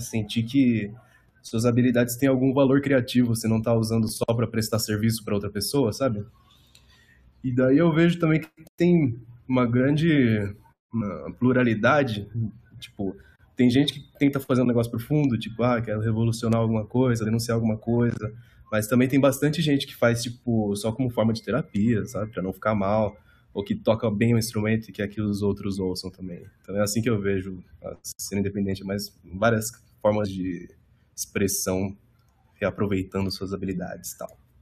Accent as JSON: {"language": "Portuguese", "town": "Suzano", "region": "São Paulo", "country": "Brazil", "said": "eu sou de Suzano"}